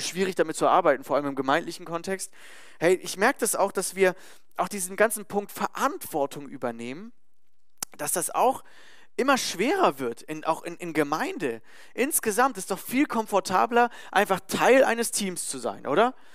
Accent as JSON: {"language": "German", "country": "Germany", "said": "Als Deutscher"}